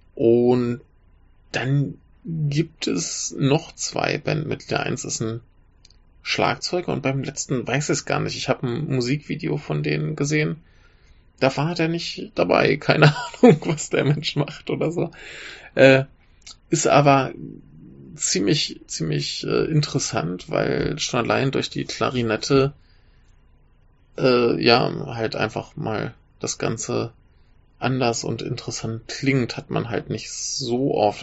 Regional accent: Germany; moved away; ich bin Deutscher

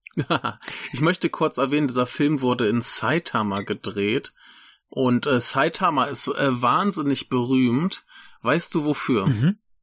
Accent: Germany; now in Rhine-Main area, Germany; das Dorf, wo ich herkomme, ist ja eigentlich auch äh, ein weiß nicht, vielleicht ein Fünftel Bauern und der Rest VW-Arbeiter

